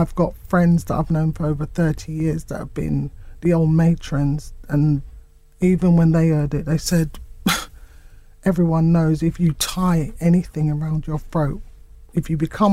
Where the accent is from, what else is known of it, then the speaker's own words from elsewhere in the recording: United Kingdom; I was born here. We're British